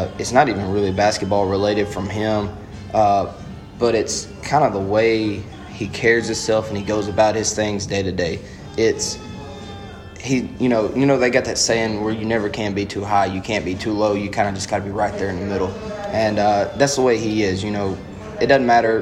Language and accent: English; Mississippi, United States; growing up in the state of Mississippi, growing up an Ole Miss Rebel all my life